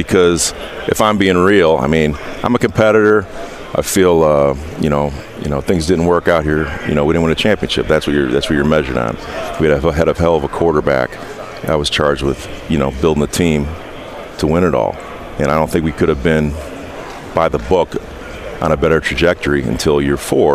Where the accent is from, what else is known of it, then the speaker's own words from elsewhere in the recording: Indiana, United States; I'm from Indiana